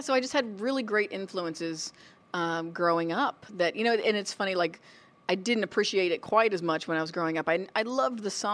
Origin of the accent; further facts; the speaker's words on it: Florida, United States; moved away as an adult; now in California, United States; I was born in California. My mom grew up in L.A., but when I was about two, they moved us to Florida, and I really grew up in Florida